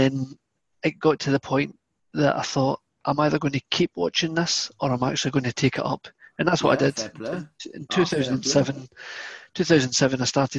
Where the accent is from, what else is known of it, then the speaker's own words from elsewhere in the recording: Scotland, United Kingdom; accent: Scottish; I never grew up with football, which is probably the only person in Scotland that didn't grow up with football.